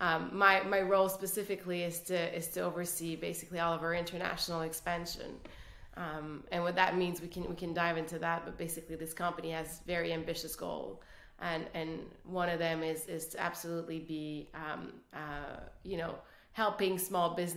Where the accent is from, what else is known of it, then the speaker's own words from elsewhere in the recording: Quebec City, Quebec, Canada; first language French; English is a second language; I'm originally from Canada, the French part of Canada, Quebec City